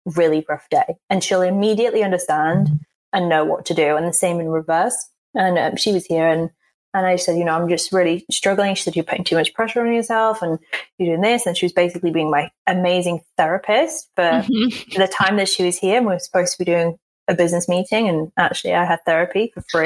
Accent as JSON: {"language": "English", "region": "England", "country": "United Kingdom", "accent": "posh", "said": "I'm from England and I sound posh"}